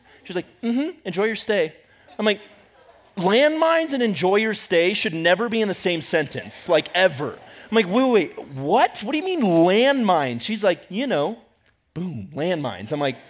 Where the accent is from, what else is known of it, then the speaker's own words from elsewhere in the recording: Ecuador; also born or lived in United States; Growing up in Ecuador, for some reason, I don't know why, but I loved, when we came back to the U.S., I loved staying in hotels.